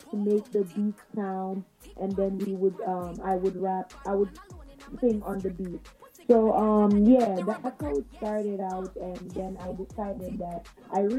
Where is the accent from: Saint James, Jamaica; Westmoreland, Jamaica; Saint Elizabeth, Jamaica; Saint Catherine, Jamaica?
Westmoreland, Jamaica; now in New York, United States; I was born and grew in Westmoreland